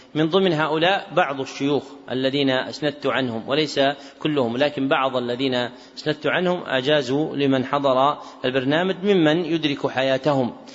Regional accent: Najd, Saudi Arabia; منهم من أهل بلدنا نجد

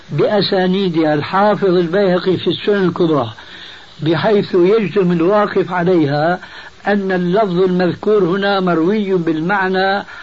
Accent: Syria; كما يقولون عندنا في الشام من فوق الاساطيح

